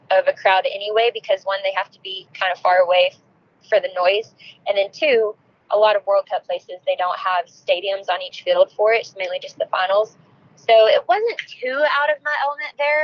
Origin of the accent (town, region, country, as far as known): Arkansas, United States; born or raised there